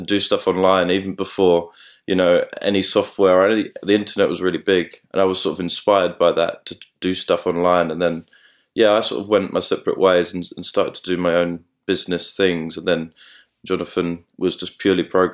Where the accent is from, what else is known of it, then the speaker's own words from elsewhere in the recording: London, United Kingdom; we're both from London as well